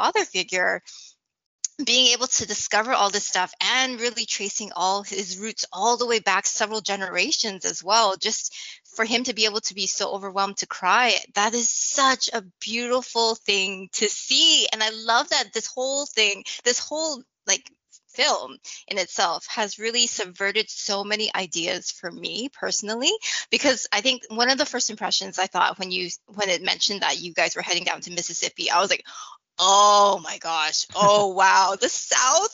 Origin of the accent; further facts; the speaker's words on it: Canada; I grew up in Canada